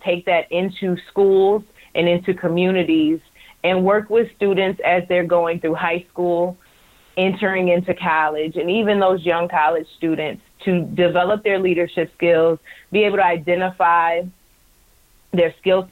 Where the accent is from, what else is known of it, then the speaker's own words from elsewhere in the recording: right outside of Detroit, Michigan, United States; moved away; I grew up right outside of Detroit, watching Detroit sports.